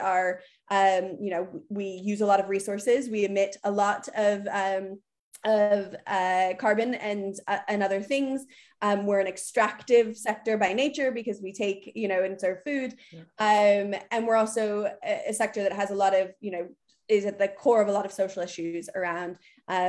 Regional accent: United States; moved away as an adult; now in United Kingdom; I'm obviously American.

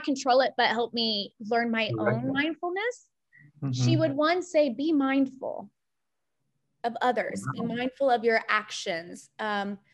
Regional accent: Ozark Mountains, Missouri, United States; I grew up in the Midwest in Missouri, the Ozark Mountains, on basically a lake

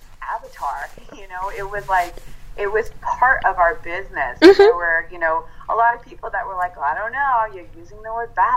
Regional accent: California, United States; now in New York, United States; I'm actually Italian, and at heart, I'm a Californian. I live in New York, but I'm a Californian

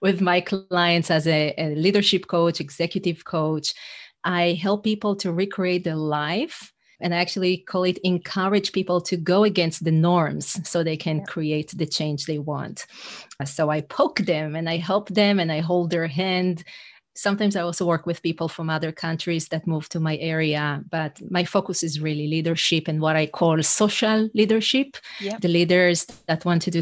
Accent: Israel; English is a second language; moved away as an adult; now in New York City, United States; I'm originally from Israel.

